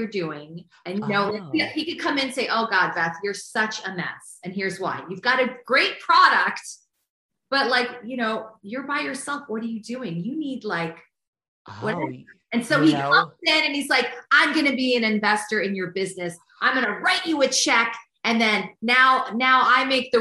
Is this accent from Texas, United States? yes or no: no; Ohio, United States; moved away; where I grew up in Ohio